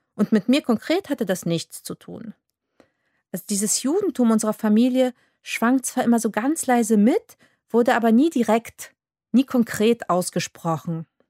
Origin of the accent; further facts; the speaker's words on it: Poland; moved away; aufgewachsen bin ich in Polen als ein ganz normales katholisches Mädchen